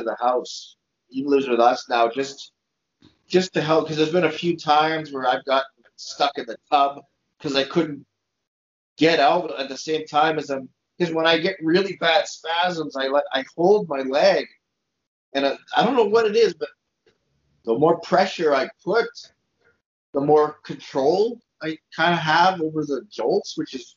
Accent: Montreal, Quebec, Canada; now in Alberta, Canada; I'm from Montreal

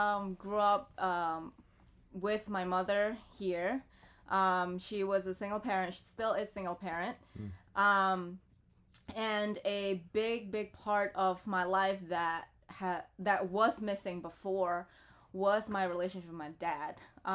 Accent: Philadelphia, Pennsylvania, United States; And just growing up in Philadelphia, and I've always been in Philadelphia, like I never really moved anywhere else, so I can't say born and raised in Philadelphia, but definitely a South Philly girl.

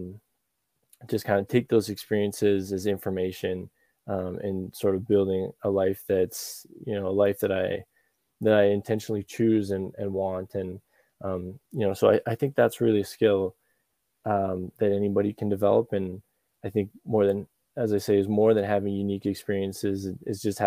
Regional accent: Calgary, Alberta, Canada; I was born in Calgary, and that's where I grew up most of my life. That's in Alberta

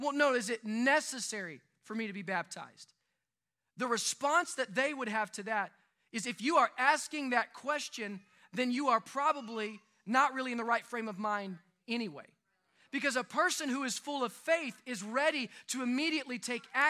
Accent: United States; as an American follower of Jesus Christ

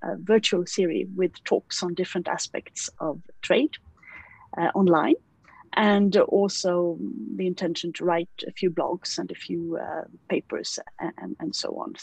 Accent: Sweden; moved away as an adult; also born or lived in Brussels; I have moved back to Sweden, which is my home country.

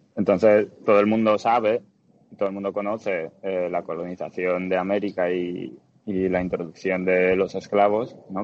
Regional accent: Dominican Republic; moved away as an adult; also born or lived in Bulgaria / Bilbao, Spain / Netherlands / Germany; now in Los Angeles, United States; Nací en Bulgaria, y cuando tenía cinco años mis padres se mudaron a la República Dominicana. Así que crecí en la República Dominicana hasta los 18

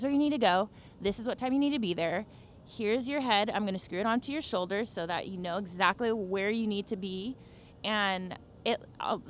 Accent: suburbs of L.A., California, United States; So we both grew up in suburbs of L.A., so little college towns, La Mirada and Hacienda Heights.

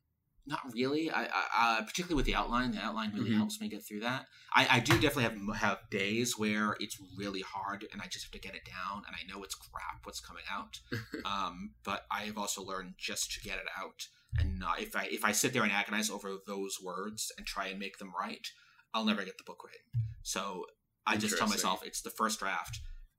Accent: Boston, Massachusetts, United States; now in New York, United States

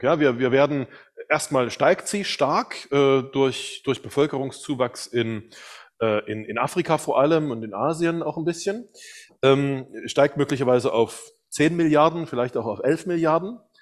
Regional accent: eastern Germany, Germany; also ich komme aus Deutschland, aus dem Osten Deutschlands und dann gab es die Wende. Zur Wende war ich 16 Jahre alt

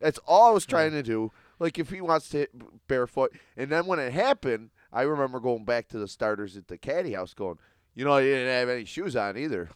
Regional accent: Buffalo, New York, United States; I'm from South Buffalo

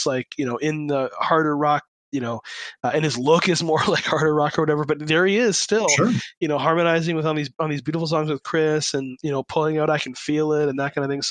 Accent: Kitchener, Ontario, Canada; Kitchener, my hometown

